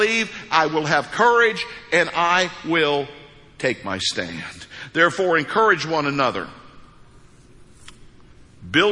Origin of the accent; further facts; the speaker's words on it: United States; moved away; I grew up on the New Madrid Fault.